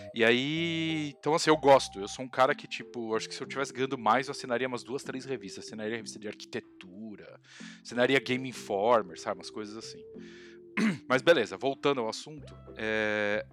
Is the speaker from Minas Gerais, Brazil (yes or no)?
no; Santo André, São Paulo, Brazil; Eu sou de Santo André